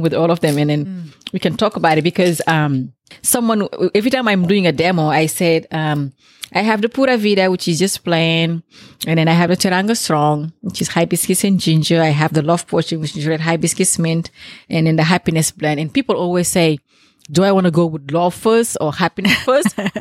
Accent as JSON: {"language": "English", "country": "Senegal", "moved": "yes", "said": "In Senegal, we use the hibiscus, the Jamaica. In Senegalese, we say bisap"}